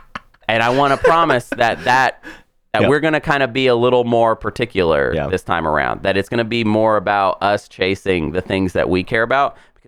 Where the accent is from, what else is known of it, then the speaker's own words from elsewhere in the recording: United States; We're from America.